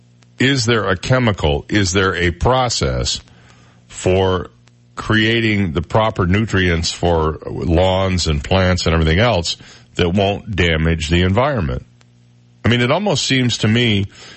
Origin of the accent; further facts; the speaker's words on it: Flint, Michigan, United States; now in Florida, United States; growing up in Flint, and what we did is every summer we went out and we mowed the lawn